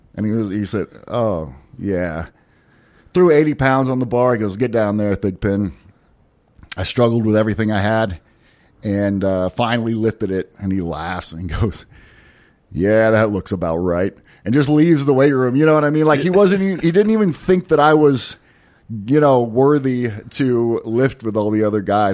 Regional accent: Pasadena, Texas, United States; moved away; I am from Pasadena, Stinkadena.

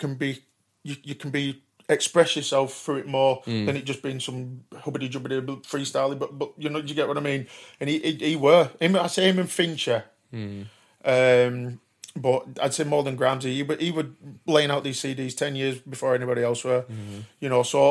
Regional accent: Burnley, North West England, United Kingdom; I'm a dingle from Burnley

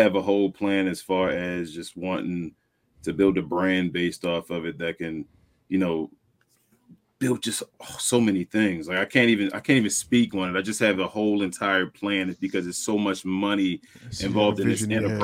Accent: Baltimore, Maryland, United States; I'm born and raised in Baltimore City.

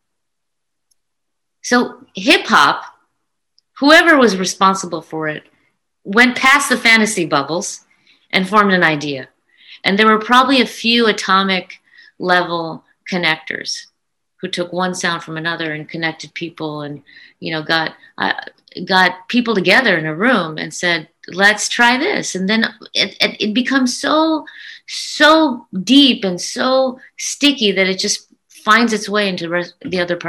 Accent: United States; I'm an American of Indian descent that loves to bring Indian art and Indian concepts to the rest of the world

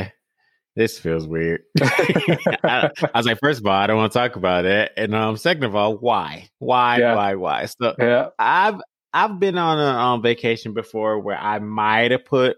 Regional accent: Monroe, Georgia, United States; accent: Southern; I'm from Monroe, Georgia, but I would always say I'm from Atlanta because like people know Atlanta

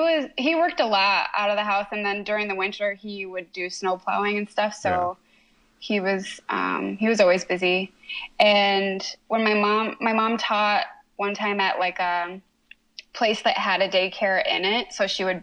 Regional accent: Michigan, United States; also born or lived in California; And so I was born out there, but then they moved back to Michigan when I was like 7 months old.

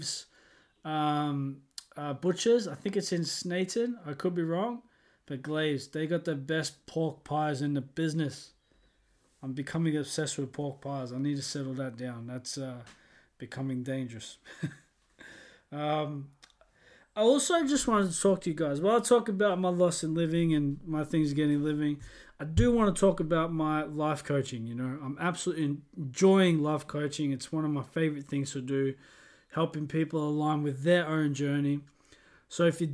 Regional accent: Australia; moved away as an adult; I'm from Australia

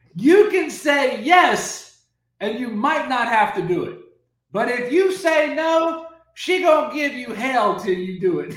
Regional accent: Lake Charles, Louisiana, United States; I was born in Lake Charles, Louisiana. I grew up in paradise.

